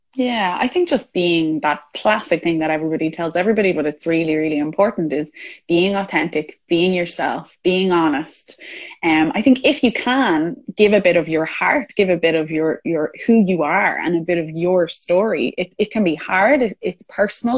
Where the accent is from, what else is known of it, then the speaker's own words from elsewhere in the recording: Ireland; I'm Irish